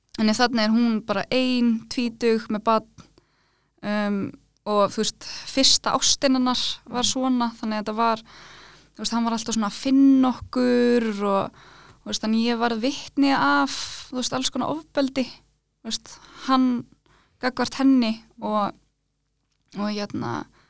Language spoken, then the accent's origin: Icelandic; Iceland; also born or lived in Norway (uncertain, garbled birthplace); ég fættist í Nóri